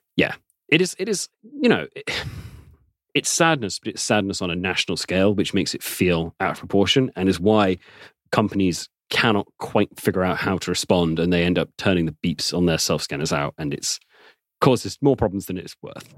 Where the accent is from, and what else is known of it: England, United Kingdom